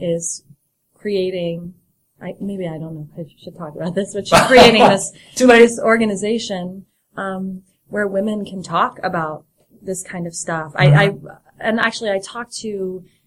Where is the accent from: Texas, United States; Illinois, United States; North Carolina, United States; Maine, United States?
Illinois, United States; Chicago; moved away; I'm from Chicago